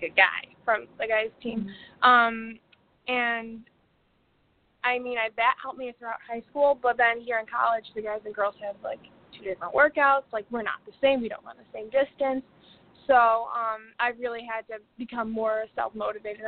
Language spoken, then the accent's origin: English; Orchard Park, New York, United States; I'm from Orchard Park, New York, which is right outside of Boston